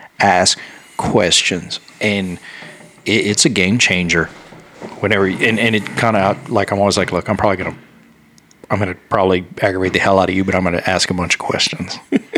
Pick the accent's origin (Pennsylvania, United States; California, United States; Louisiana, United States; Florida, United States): Louisiana, United States; now in League City, United States; I'm from Louisiana, and when I moved here to League City